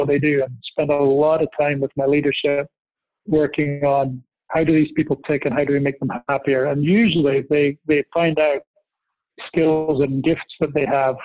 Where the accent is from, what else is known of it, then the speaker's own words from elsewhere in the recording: Scotland, United Kingdom; I was born in Scotland